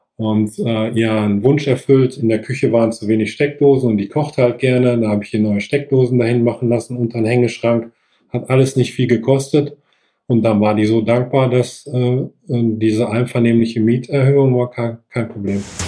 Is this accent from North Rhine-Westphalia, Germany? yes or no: yes; Sauerland, North Rhine-Westphalia, Germany; moved away as an adult; also born or lived in Bensberg; now in Bergisch Gladbach, Germany; bin gebürtig aus dem Sauerland, wohne aber jetzt zehn Minuten vor Köln in Bensberg